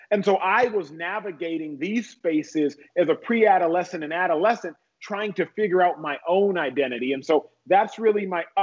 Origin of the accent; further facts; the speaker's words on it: Dallas, Texas, United States; So I grew up first generation American in Dallas, Texas. My parents born and raised in Nigeria.